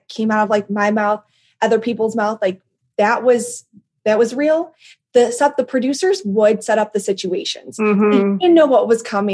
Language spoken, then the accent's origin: English; Chicago, Illinois, United States; accent: Chicago; My Chicago accent has gotten thicker over the years